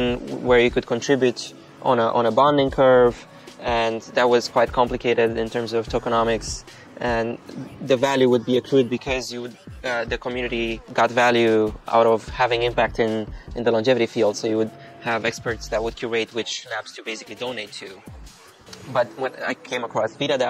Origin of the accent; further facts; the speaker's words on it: Romania; I'm from Romania